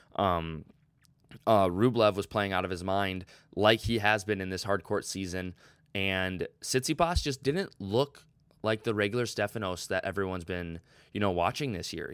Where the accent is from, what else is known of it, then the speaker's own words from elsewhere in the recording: United States; as Americans